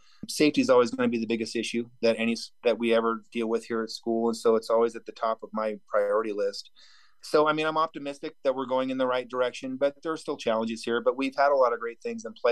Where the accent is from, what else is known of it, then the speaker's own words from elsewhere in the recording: Lakeport, California, United States; also born or lived in Chico, California / El Dorado County, California; now in Laytonville, United States; where I grew up in Lake County